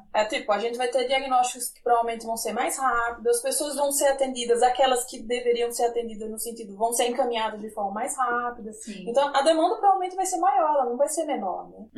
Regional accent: Sergipe, Brazil; Eu digo que eu sou sergipana

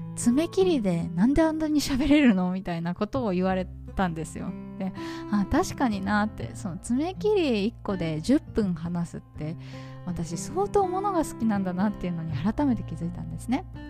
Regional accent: Tokyo, Japan; moved away as an adult; now in Hanoi, Vietnam; 私の実家東京なんですけど

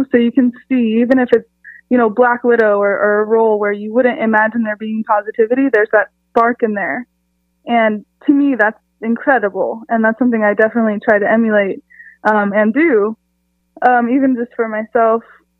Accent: San Diego, California, United States; I'm from San Diego, California. I have lived pretty much all over the country, but I'm now back in Southern California too.

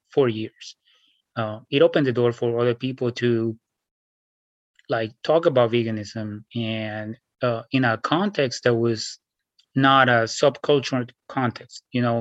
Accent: Bogotá, Colombia; moved away as an adult; also born or lived in New York City, United States; now in Washington State, United States; I was born in Bogota, Colombia, 1979. So I grew up there

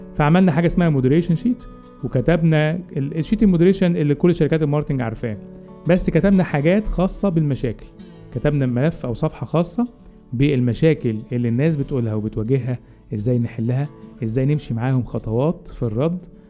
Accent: Egypt; عندنا في مصر

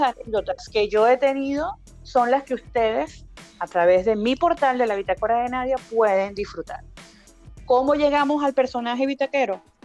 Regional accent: Caracas, Capital District, Venezuela; now in Chile; yo soy caraqueña de nacimiento, eh, paraguanera y guariqueña de corazón, madre paraguanera, padre guariqueño

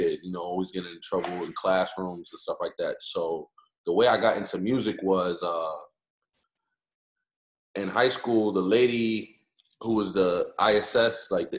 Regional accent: Hartford, Connecticut, United States; Born and raised in Hartford, Connecticut.

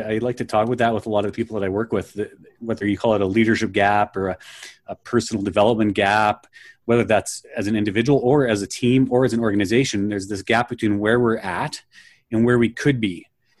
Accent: Manitoba, Canada; I'll say I'm from Canada, so right in the center of Canada, almost in the center of the country near Winnipeg.

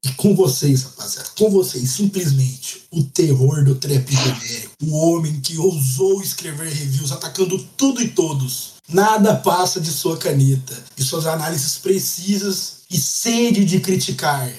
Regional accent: Brazil; a gente é brasileiro

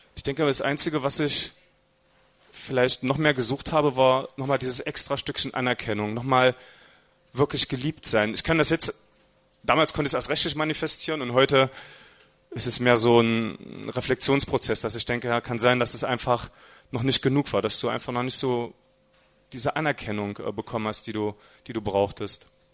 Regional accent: Halberstadt, Saxony-Anhalt, Germany; aufgewachsen bin ich in Halberstadt. Ähm, das ist ungefähr 40 Kilometer von hier, gehört also auch mit zu Sachsen-Anhalt.

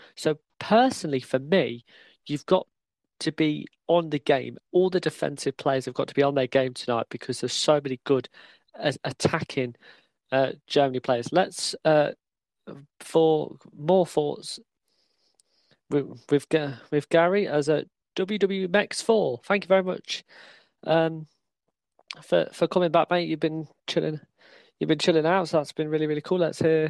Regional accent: Ireland; Yeah, definitely, and obviously, you know, I'm Irish as well.

